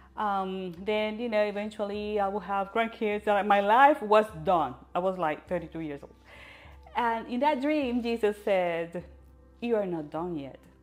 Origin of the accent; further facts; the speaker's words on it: Puerto Rico; I was born in Puerto Rico